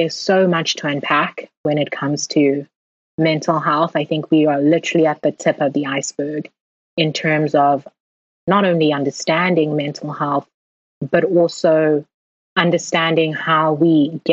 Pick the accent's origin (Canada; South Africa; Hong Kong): South Africa; moved away; we were growing up in South Africa